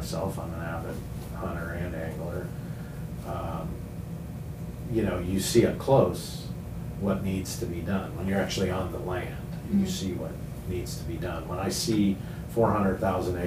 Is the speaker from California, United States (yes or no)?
yes; Southern California, United States; moved away as an adult; also born or lived in Arizona; I was born in Southern California, and I hated it. went to high school there